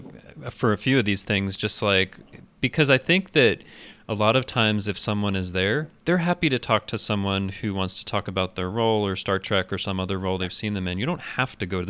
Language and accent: English; El Paso, Texas, United States; I'm from El Paso, Texas.